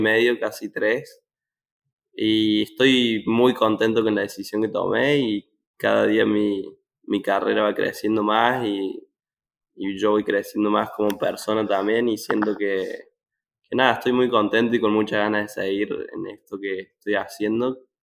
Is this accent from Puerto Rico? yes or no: no; Córdoba, Argentina; moved away as an adult; now in Arkansas, United States; yo soy de Córdoba